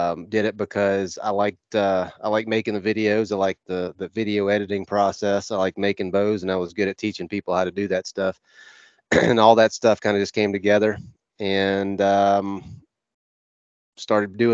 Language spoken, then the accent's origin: English; Northwest Florida, United States; I grew up in Northwest Florida. I grew up on a ranch